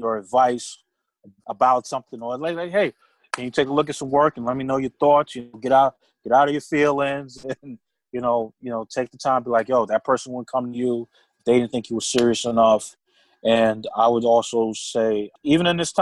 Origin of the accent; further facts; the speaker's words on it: New York City, New York, United States; I grew up in Brooklyn